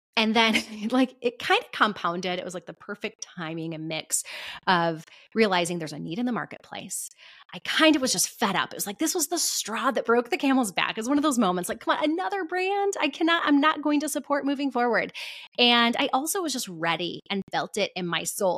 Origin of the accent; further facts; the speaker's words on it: Michigan, United States; my home state of Michigan